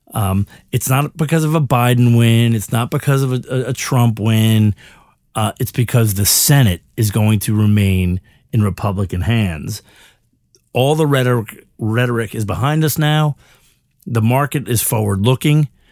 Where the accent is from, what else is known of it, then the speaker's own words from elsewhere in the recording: United States; as an American